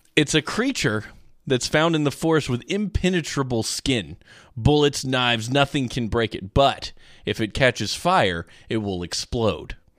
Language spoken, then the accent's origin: English; United States; we're American